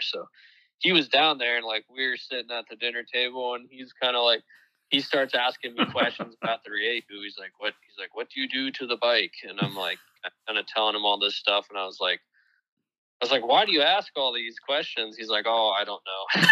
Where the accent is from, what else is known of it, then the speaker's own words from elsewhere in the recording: Ohio, United States; my home state of Ohio